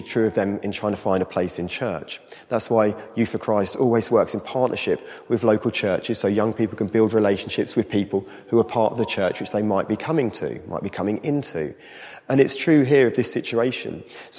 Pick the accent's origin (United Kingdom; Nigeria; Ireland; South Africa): United Kingdom; as British people